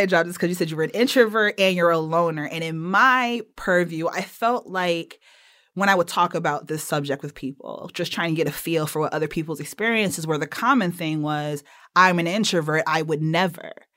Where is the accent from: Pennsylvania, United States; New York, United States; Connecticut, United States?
Connecticut, United States